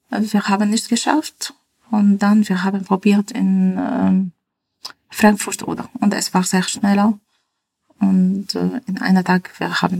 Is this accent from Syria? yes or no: yes; Damascus, Damascus Governorate, Syria; German is a second language; now in Germany; Äh, ich bin äh, aus Damaskus. Äh, also am Anfang war sehr, sehr schwer für uns. Mm, hier leben, in äh, kleines Dorf, von nicht so viele Leute, keiner Supermarkt zum Beispiel.